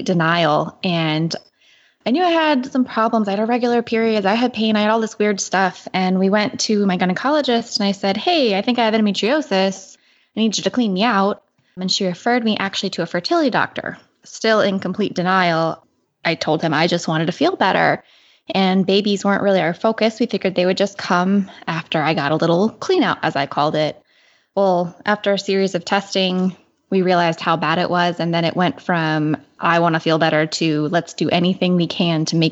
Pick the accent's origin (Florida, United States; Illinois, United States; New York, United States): Florida, United States; Southwest; we're both from Southwest Florida